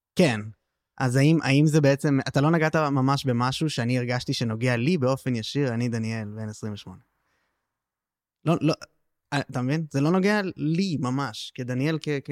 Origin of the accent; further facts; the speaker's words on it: Tel Aviv, Tel Aviv District, Israel; בתור תל אביבי